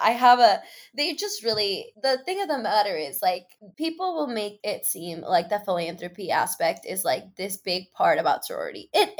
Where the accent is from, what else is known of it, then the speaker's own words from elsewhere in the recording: Mexico City, Mexico; oh, I'm from Mexico City. And she's like, oh, like in New Mexico? And I was like, no, like the country, Mexico, homegirl.